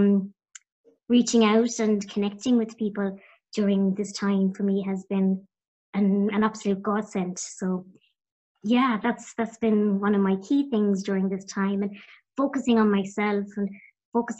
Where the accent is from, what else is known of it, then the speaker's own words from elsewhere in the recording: County Clare, Munster, Ireland; I'm from the west of Ireland as well. I'm from County Clare.